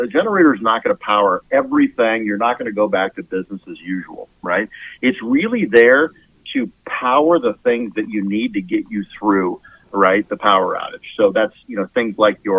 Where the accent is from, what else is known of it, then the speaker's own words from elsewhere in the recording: California, United States; moved away as an adult; now in Kansas, United States; I'm from California originally.